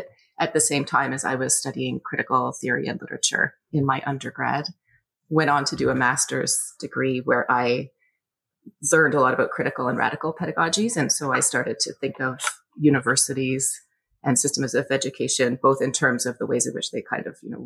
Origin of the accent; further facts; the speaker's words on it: Scarborough, Ontario, Canada; I was born and raised in Scarborough, Ontario, back when it was its own city.